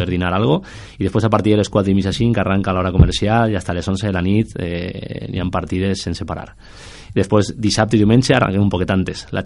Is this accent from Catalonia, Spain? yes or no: no; Torrent, Valencian Community, Spain; moved away as an adult; now in Alzira, Spain; jo vinc de Torrent, jo vas casar eh, fa 8 anys, m'enganyaren, me feren vindre per sí